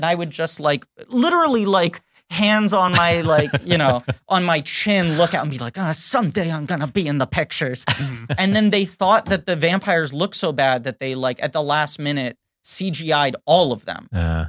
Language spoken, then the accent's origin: English; New York City, New York, United States; They I grew up in Greenwich Village where they filmed all of that movie.